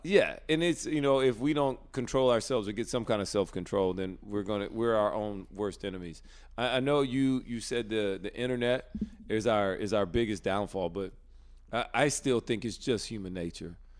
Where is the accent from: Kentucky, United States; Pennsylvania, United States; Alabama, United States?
Alabama, United States; moved away as an adult; now in North Carolina, United States; growing up in Alabama my whole life